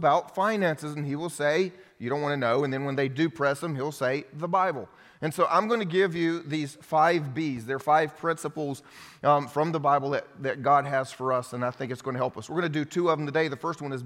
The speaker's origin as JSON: {"language": "English", "country": "United States", "also_born_or_lived": "Romania", "said": "as the American, I was living off of all of the blessings and financial support of all of my friends that helped send me to the mission field"}